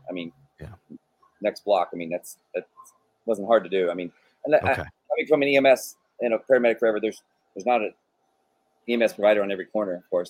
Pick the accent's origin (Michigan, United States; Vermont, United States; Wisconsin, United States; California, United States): California, United States; And I came from California, where fires are in your blood, and you know what happens around fires.